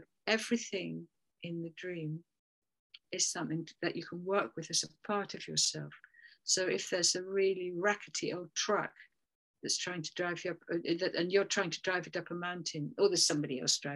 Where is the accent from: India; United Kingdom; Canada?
United Kingdom; England; we're English